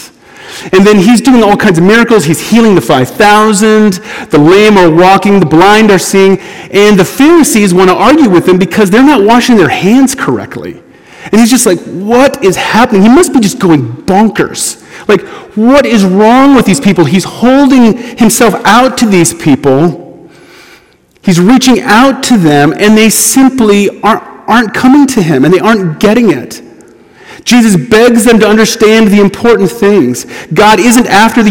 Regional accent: United States; as an American

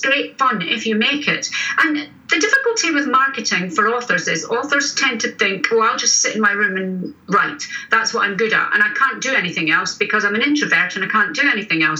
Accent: Scotland, United Kingdom; We're three Scottish crime writers

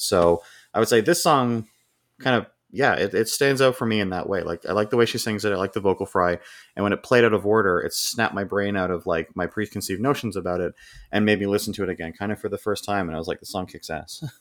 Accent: Canada; accent: North American; As someone that's, like, born and raised here, I, this is my accent

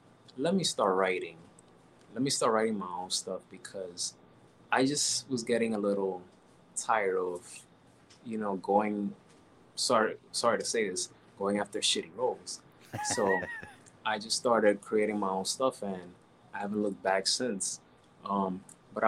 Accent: New York, United States; I was born and raised in New York

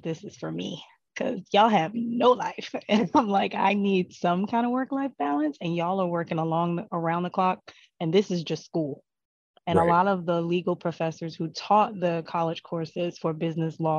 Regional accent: New Jersey, United States; I'm from New Jersey.

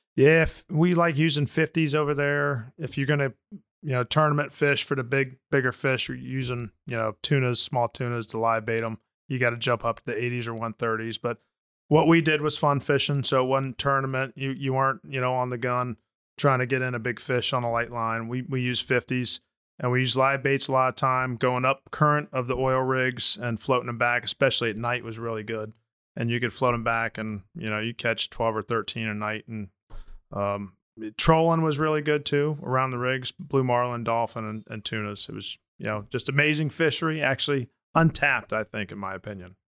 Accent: Orlando, Florida, United States; I grew up in Orlando, and I'm a Florida Rays guy

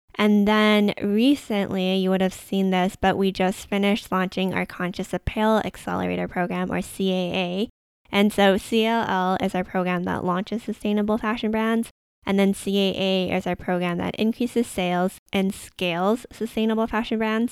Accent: Canada; I am Canadian and I've lived in Canada my entire life

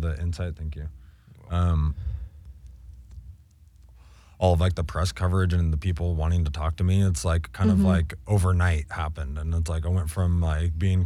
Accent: Southern California, United States; I grew up in California and like, you know, native to like Southern California

